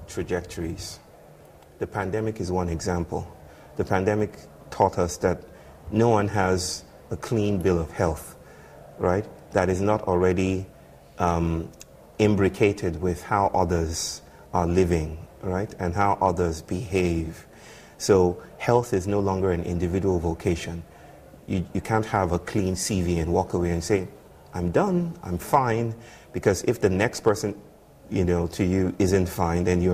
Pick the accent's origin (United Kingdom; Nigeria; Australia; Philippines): Nigeria; I'm from the Yoruba people from West Africa